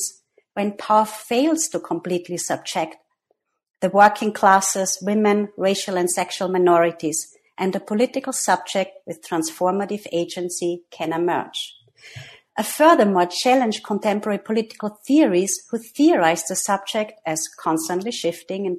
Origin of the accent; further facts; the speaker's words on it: Austria; moved away as an adult; also born or lived in New York; I am myself from Austria, where I got my master's and PhD in psychology at the University of Vienna